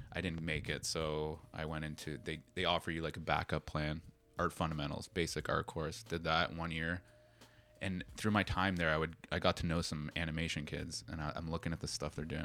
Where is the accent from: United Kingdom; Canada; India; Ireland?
Canada; Toronto, Ontario; moved away as an adult; now in Tokyo, Japan; back home uh, in Toronto, I'm from Toronto